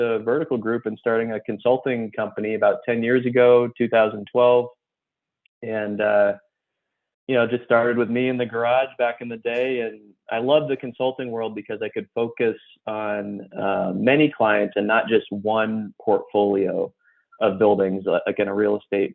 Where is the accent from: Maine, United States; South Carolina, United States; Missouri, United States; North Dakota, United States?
Maine, United States; moved away; also born or lived in Los Angeles; I was born in Maine, grew up there